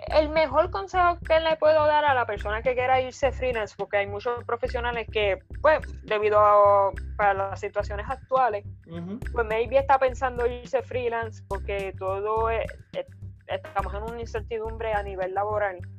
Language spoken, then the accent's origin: Spanish; Arecibo, Puerto Rico; soy nacida y criada en Arecibo